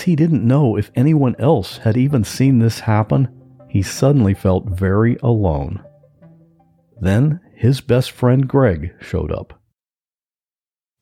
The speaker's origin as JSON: {"language": "English", "region": "Ohio", "country": "United States", "tie": "born or raised there", "moved": "yes", "lives_now": "Florida, United States", "said": "He and I grew up together in Ohio"}